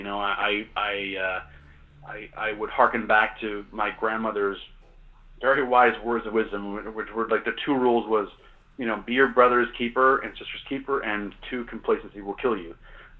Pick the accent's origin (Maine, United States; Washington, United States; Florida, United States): Maine, United States; And I grew up in Maine, and I grew up, you know, in the outdoors and on water, but, you know, nothing prepares you for the Bering Sea.